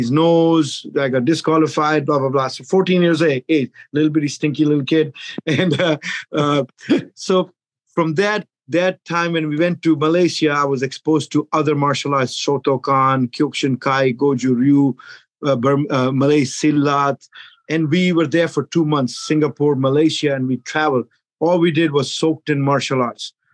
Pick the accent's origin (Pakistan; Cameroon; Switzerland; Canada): Pakistan; moved away as an adult; now in United States; I'm originally from Pakistan. You know, most of you know where Pakistan is. But at age 23, I migrated to the United States